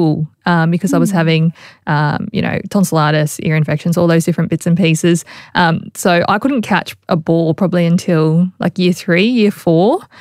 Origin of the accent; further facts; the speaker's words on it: Logan, Queensland, Australia; also born or lived in Sydney; I grew up on the south side of Brisbane in, I guess, Logan, and more specifically Woodridge. That's where I'm from and where I was raised. I still live in the community as well.